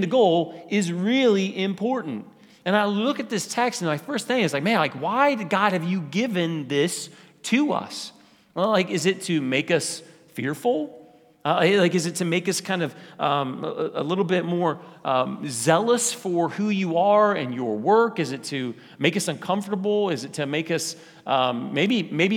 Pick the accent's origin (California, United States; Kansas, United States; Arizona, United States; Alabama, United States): Kansas, United States; Wichita; I grew up in College Hill. College Hill is a little part of Wichita.